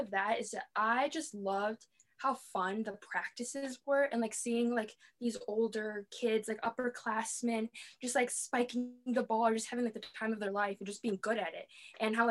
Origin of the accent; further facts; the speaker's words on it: Wheeling, United States; I am from Wheeling. I have been in the same house. I've been in the same place my entire life